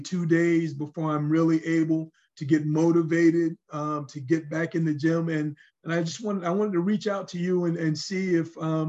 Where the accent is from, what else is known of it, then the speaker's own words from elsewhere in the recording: Raleigh, North Carolina, United States; I'm hailing from Raleigh, North Carolina.